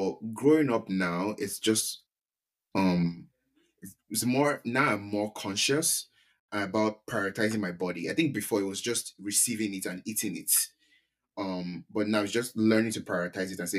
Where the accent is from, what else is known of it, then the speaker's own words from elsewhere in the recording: Nigeria; moved away; being Nigerian, we've never been short, that's never been our problem. Like growing up in Nigeria at least.